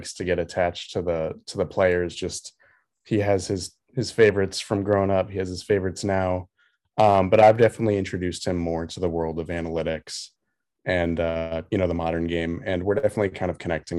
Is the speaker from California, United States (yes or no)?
yes; San Francisco, California, United States; I grew up here in San Francisco